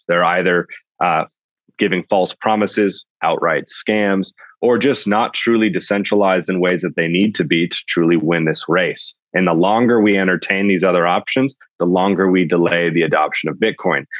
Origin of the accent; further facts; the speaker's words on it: Sonoma Valley, California, United States; I grew up in the Sonoma Valley in California